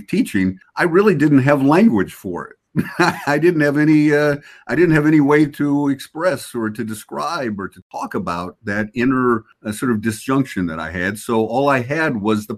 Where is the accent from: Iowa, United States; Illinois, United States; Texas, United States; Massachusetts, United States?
Illinois, United States; Chicago; also born or lived in Honolulu; now in New York, United States; I grew up in Chicago.